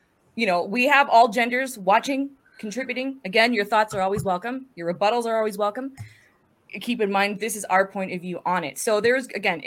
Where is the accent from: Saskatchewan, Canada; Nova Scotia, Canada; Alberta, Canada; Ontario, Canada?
Alberta, Canada; northern; now in southern Alberta, Canada; I'm in Alberta, Canada, born and raised in Alberta, originally from the north, now living in the south